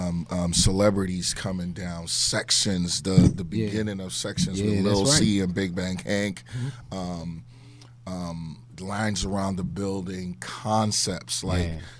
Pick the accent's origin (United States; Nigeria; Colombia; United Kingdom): Nigeria; moved away; I'm from Nigeria